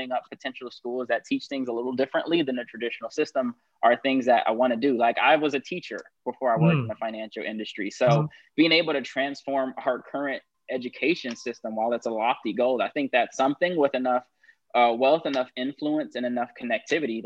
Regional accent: Los Angeles, California, United States; I grew up in South

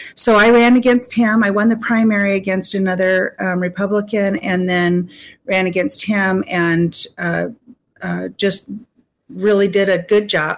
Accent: Anchorage, Alaska, United States; I'm a lifelong Alaskan. And uh, so I lived the Alaska experience, right? My mom and dad were uh, subsistence hunters and fishers, and I took uh, moose tongue sandwiches to school when I went to Rabbit Creek Elementary

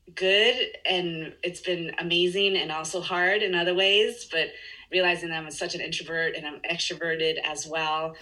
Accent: Chile; English is a second language; moved away; I grew up in Chile, yeah. so I speak Spanish and English.

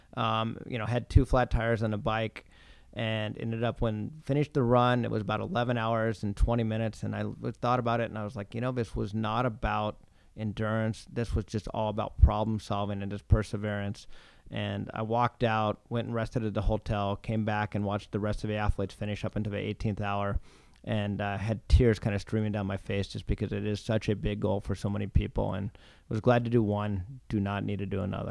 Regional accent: Pacific Northwest, United States; moved away as an adult; also born or lived in Rochester; now in Boston, United States; I grew up in the Pacific Northwest

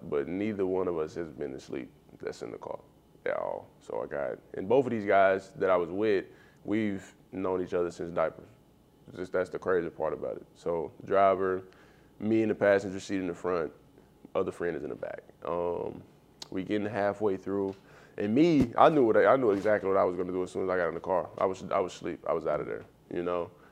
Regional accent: near Magnolia, Arkansas, United States; moved away as an adult; also born or lived in Chicago; Magnolia, Arkansas. It's like 30 minutes from my hometown

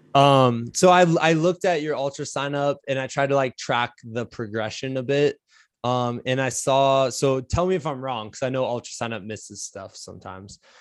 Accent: Iowa, United States; growing up in Iowa

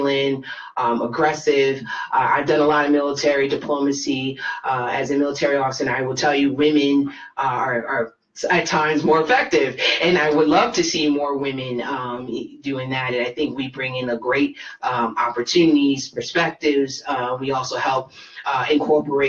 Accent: United States; I'm American

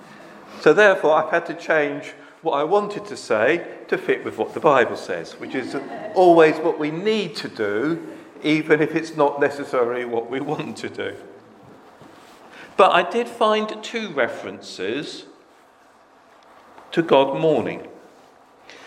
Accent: United Kingdom; us as British people

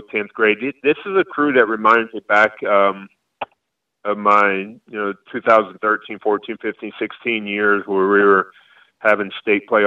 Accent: Florida, United States; because I grew up in Florida

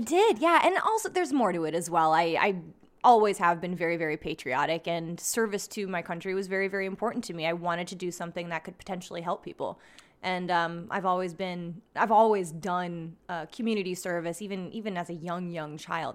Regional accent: Schuylkill Haven, Pennsylvania, United States; my town

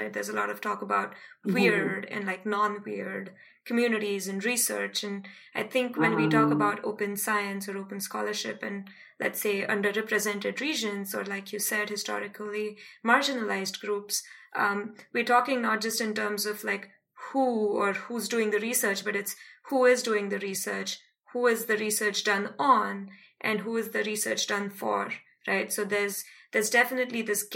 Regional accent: India; moved away as an adult; also born or lived in Australia; I come from India

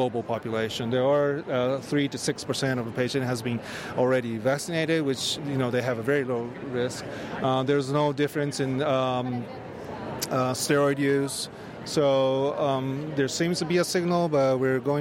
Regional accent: Japan; we Japanese

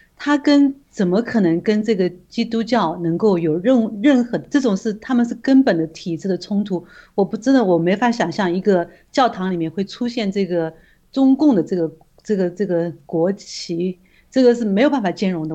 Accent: China; 对我们中国人来说的话，我们要夺回我们的家园，夺回我们那个神州大地

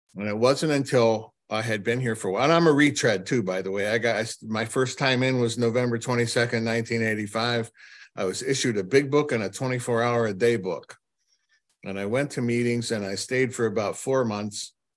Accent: Cleveland, Ohio, United States; I'm from Cleveland, Ohio

